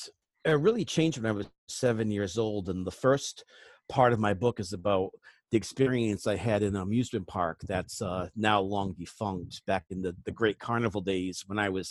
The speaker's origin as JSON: {"language": "English", "region": "New England", "country": "United States", "tie": "born or raised there", "said": "I grew up in New England"}